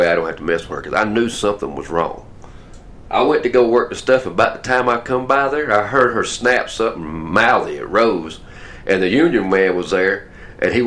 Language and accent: English; Atlanta, Georgia, United States; also born or lived in Douglasville; I'm from Atlanta just like you.